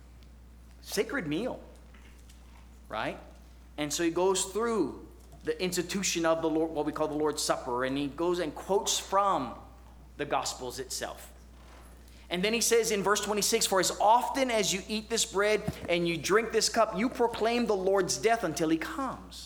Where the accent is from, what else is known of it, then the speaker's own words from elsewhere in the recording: Hawaii, United States; moved away; I grew up in Hawaii